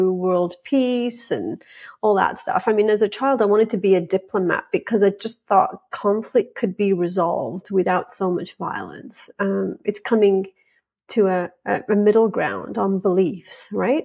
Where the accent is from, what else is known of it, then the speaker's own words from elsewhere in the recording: England, United Kingdom; the environment I grew up in with England